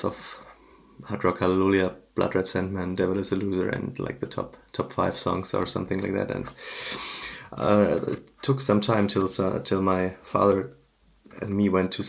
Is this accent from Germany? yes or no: yes; Frankfurt, Hesse, Germany; I'm from Germany, Frankfurt area